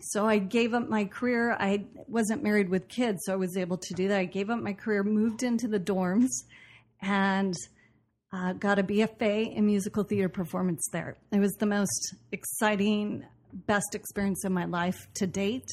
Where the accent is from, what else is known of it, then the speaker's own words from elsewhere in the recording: Portland, Oregon, United States; moved away as an adult; also born or lived in Boston; I grew up in Portland, Oregon, and did a lot of theater after high school